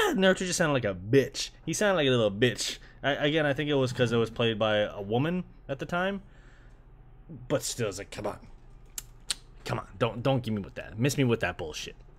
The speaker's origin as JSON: {"language": "English", "country": "Canada", "tie": "born or raised there", "said": "growing up in Canada"}